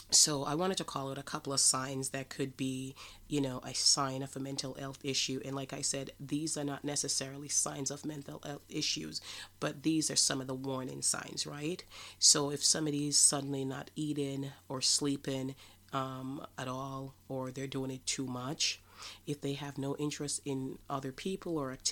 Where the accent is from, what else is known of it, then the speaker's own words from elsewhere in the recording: Jamaica; I am from Jamaica